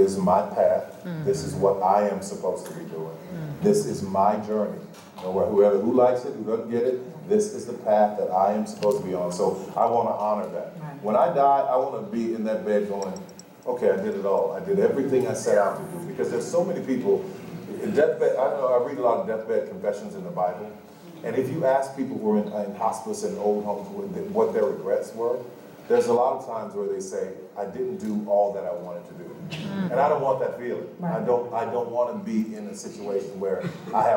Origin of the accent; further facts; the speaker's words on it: New Orleans, Louisiana, United States; I'm from New Orleans